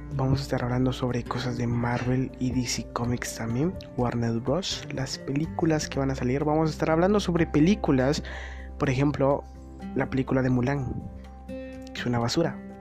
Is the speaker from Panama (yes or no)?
no; Guatemala; soy de Guatemala